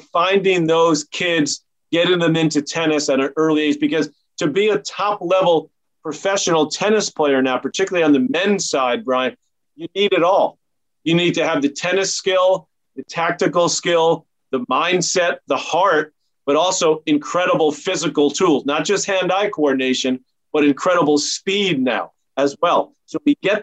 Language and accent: English; New York City, New York, United States; growing up in Douglaston, New York